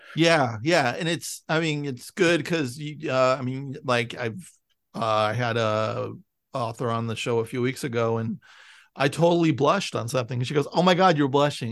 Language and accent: English; San Francisco, California, United States; I'm from San Francisco, and you know, I lived in the suburbs